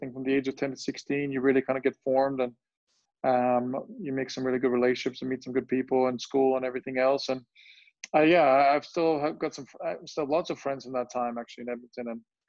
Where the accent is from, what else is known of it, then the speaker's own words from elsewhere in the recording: Germany; English is a second language; also born or lived in Bosnia; I was born in Bosnia, and soon after that, you know, a big conflict, the war broke out, and my family had to move away from Bosnia when I was 4 years old, and we ended up moving to Germany.